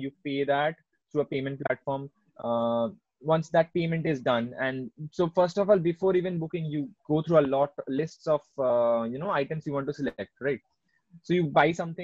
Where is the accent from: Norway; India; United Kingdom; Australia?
India; Kolkata, West Bengal; now in Bangalore, India; I'm from Kolkata